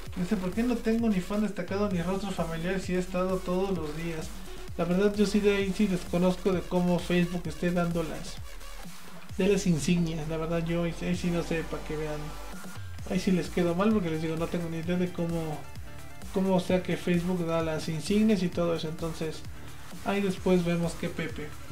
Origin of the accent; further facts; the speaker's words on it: Puebla, Mexico; yo soy poblano